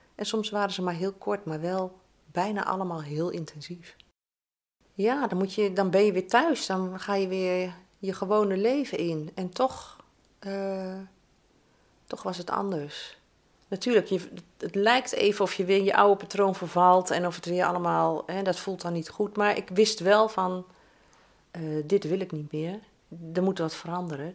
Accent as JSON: {"language": "Dutch", "area": "region along the IJssel", "region": "eastern Netherlands", "country": "Netherlands", "tie": "born or raised there", "moved": "as an adult", "lives_now": "The Hague, Netherlands", "said": "de streek waar ik geboren ben en 46 jaar gewoond heb, was geweldig om langs die IJssel te lopen."}